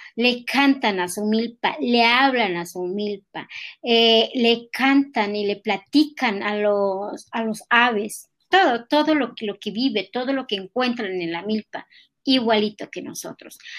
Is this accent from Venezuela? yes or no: no; Tlalcintla, Mexico; first language Nahuatl; Spanish is a second language; now in Mexico City, Mexico; nosotros los nahuas de allá, de, de, Tlalcintla